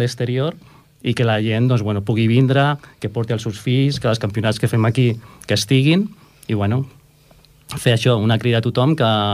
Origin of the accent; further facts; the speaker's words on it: Cerdanyola del Vallès, Catalonia, Spain; jo soc de Cerdanyola